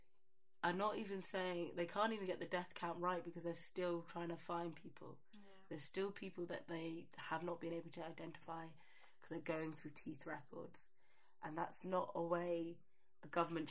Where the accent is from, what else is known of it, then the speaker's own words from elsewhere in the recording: Watford, East of England, United Kingdom; also born or lived in Kenton, London; I grew up in Kenton and we got moved out to Watford because the schools and stuff